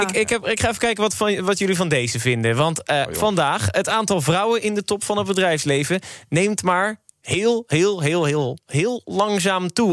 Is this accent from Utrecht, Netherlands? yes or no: yes; Werkhoven, Utrecht, Netherlands; ik kom uit Werkhoven